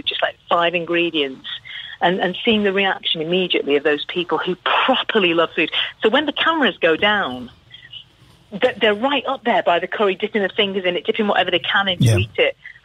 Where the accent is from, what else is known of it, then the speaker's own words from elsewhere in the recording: Liverpool, North West England, United Kingdom; that's my hometown